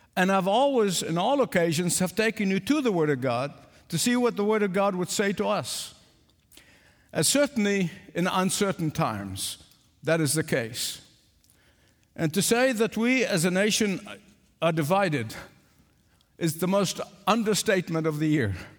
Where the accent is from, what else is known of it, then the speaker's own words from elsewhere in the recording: England, United Kingdom; accent: English; I pronounce Isaiah the English way, not the American way